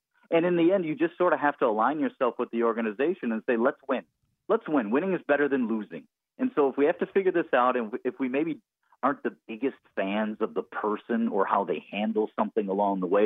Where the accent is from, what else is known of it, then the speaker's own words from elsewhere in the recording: Milwaukee, Wisconsin, United States; We grew up in Milwaukee